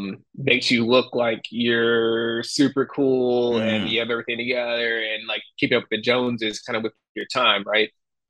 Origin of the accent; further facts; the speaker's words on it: New York, United States; Yeah, I'm from New York, and he's from a farm.